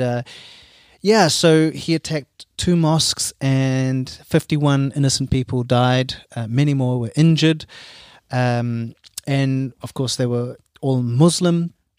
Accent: Auckland, New Zealand; now in Cologne, Germany; I come from Auckland

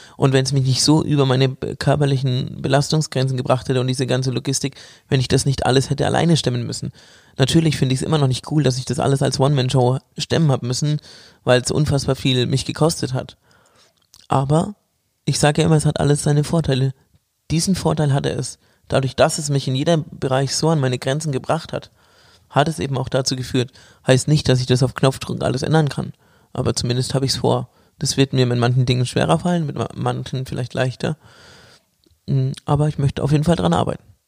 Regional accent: Bamberg, Bavaria, Germany; moved away; ich bin quasi in meiner Heimat. ähm, ja, in Bamberg.

